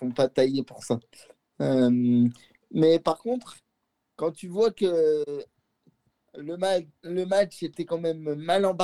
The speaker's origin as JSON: {"language": "French", "town": "Lyon", "region": "Auvergne-Rhône-Alpes", "country": "France", "said": "moi, je suis lyonnais"}